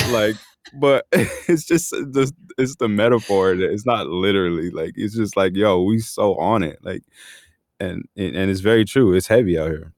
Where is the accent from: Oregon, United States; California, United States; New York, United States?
California, United States; National City; also born or lived in Chula Vista, California / Los Angeles, California; I grew up, born and raised in San Diego